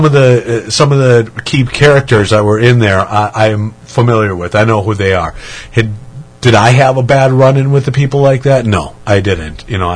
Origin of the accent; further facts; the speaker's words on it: Manitowoc, Wisconsin, United States; now in Madison, United States; About 45 minutes south of Green Bay in a town called Manitowoc.